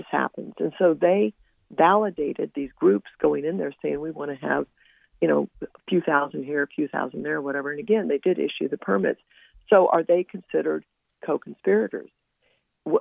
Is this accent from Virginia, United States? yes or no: yes; Northern Virginia, United States; We're from the Northern Virginia area